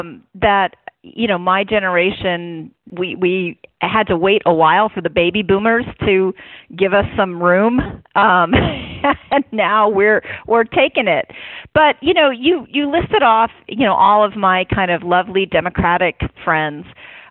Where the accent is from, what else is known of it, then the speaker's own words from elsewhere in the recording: Oakland, California, United States; I'm born and raised in my city. I have just been madly in love with Oakland all my life.